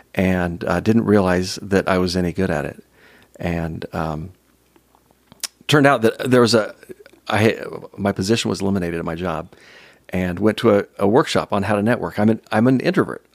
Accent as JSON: {"language": "English", "town": "San Jose", "region": "California", "country": "United States", "tie": "born or raised there", "said": "I grew up in San Jose, San Jose, California"}